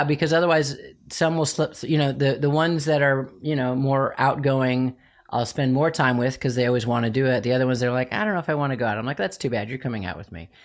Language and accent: English; Chicago, Illinois, United States; I'm from Chicago